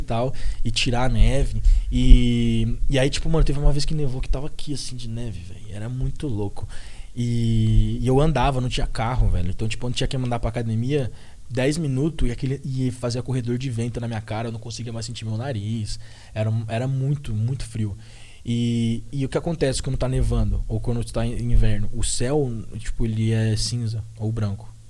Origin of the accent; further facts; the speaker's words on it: Brazil; moved away as an adult; also born or lived in Ohio, United States; now in Florida, United States; eu que sou brasileiro